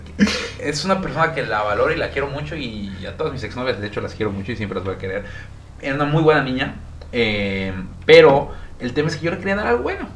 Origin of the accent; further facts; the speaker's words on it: Villahermosa, Tabasco, Mexico; now in Mérida, Mexico; yo nací en Villahermosa, Tabasco, mi papá igual, mi mamá viene de Veracruz